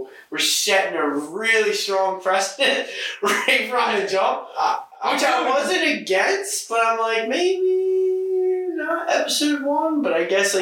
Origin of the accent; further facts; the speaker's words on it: New Jersey, United States; I grew up down in South Jersey